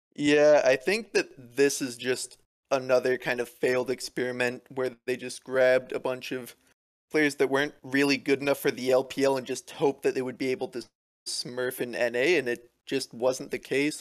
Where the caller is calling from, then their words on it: Atascadero, California, United States; I'm calling from Mataskadero, California